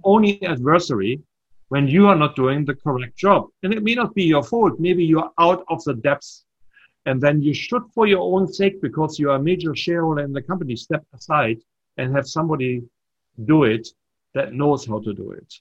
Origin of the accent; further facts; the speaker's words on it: Germany; accent: slight German accent; moved away as an adult; also born or lived in Nashua, New Hampshire / Hopkinton, Massachusetts; now in United States; I was born in Germany, but I'm not German